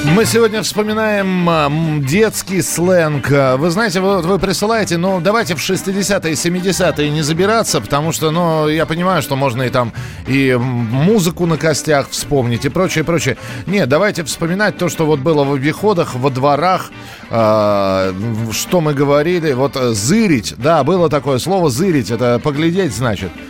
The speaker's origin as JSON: {"language": "Russian", "region": "Moscow", "country": "Russia", "said": "у нас в Москве"}